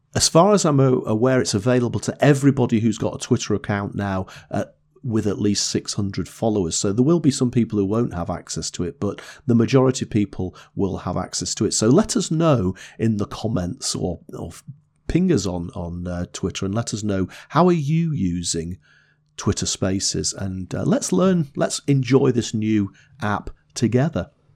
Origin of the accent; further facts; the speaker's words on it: the north of England, United Kingdom; accent: Northern English; my Northern English accent